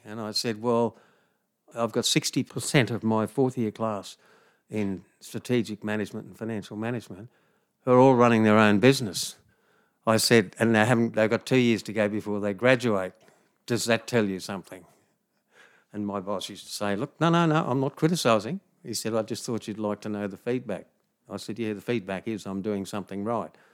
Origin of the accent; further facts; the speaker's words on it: Harveys Range, west of Townsville, Queensland, Australia; where I was brought up on Harvey's Range, west of Townsville